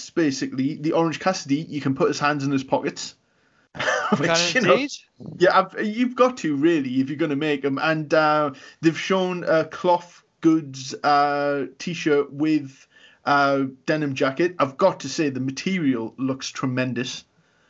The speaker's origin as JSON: {"language": "English", "town": "Newcastle upon Tyne", "region": "North East England", "country": "United Kingdom", "said": "we are from Newcastle as well."}